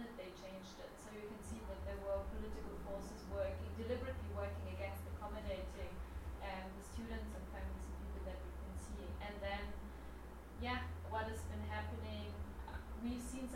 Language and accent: English; Munich, Bavaria, Germany; moved away as an adult; now in Norway; I'm originally from Germany.